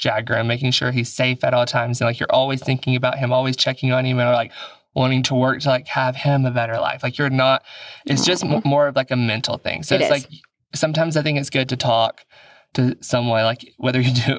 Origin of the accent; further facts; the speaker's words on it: Alabama, United States; I'm from Alabama